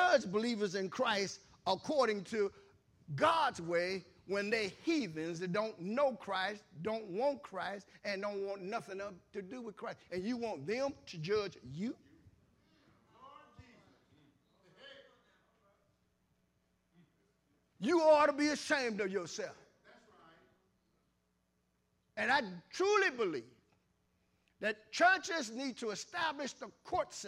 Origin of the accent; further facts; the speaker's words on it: Columbus, Ohio, United States; moved away; I'm from Columbus, Ohio initially, so I hung out on the campus of Ohio State.